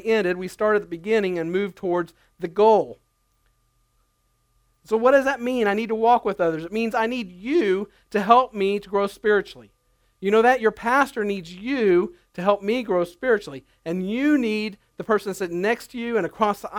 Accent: United States; As Americans

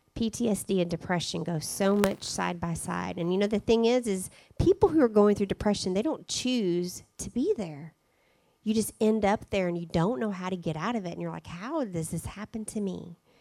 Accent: Arkansas, United States; moved away as an adult; also born or lived in Spain; we love the fact that we're from Arkansas, and now that we're back in Arkansas

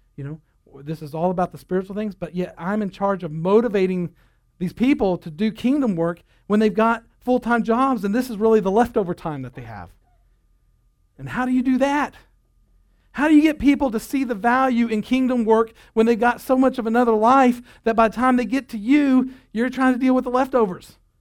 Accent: United States

